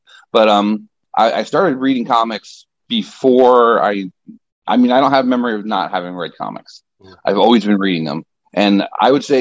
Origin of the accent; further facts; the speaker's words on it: Middletown, New York, United States; moved away as an adult; also born or lived in Nyack, New York; now in Florida, United States; I was born and raised a New Yorker, upstate New York